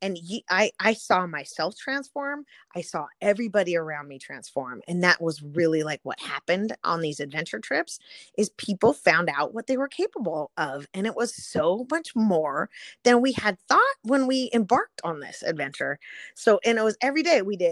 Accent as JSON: {"language": "English", "region": "Southern California", "country": "United States", "tie": "born or raised there", "said": "So I grew up in Southern California"}